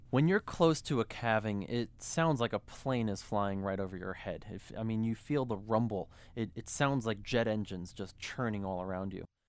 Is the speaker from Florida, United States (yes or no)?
no; New York City, New York, United States; I grew up in New York. I'm from New York City.